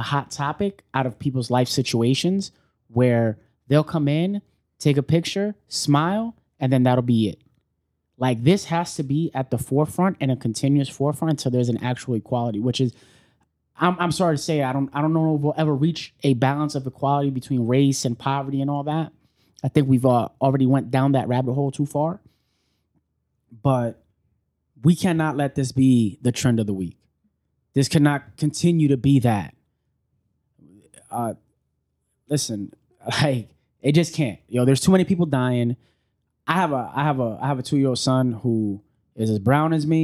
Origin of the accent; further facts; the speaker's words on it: New York City, New York, United States; also born or lived in Oswego, New York; So we all grew up in New York.